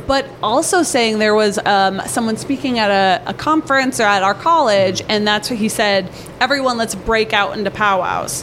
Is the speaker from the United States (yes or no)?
yes; North Dakota, United States; I, I, I, lived in North Dakota my whole life